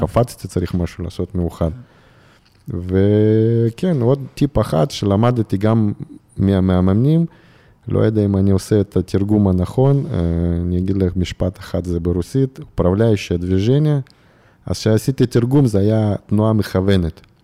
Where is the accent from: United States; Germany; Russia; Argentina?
Russia; Irkutsk, Irkutsk Oblast; Hebrew is a second language; moved away as an adult; now in Israel; גדלתי באירקוצק